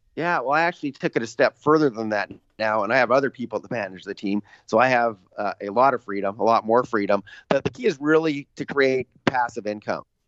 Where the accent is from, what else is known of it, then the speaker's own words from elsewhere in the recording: Canada; I'm Canadian